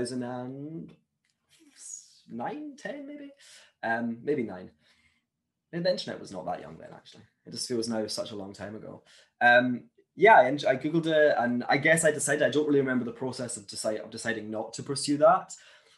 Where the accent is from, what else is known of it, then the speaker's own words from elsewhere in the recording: Glasgow, Scotland, United Kingdom; moved away as an adult; now in Hong Kong; growing up in Glasgow as a Jew